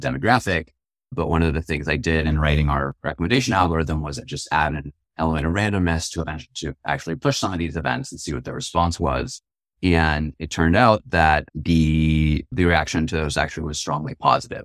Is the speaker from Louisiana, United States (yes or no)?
no; Marin County, California, United States; I grew up in Marin County. It's across the Golden Gate Bridge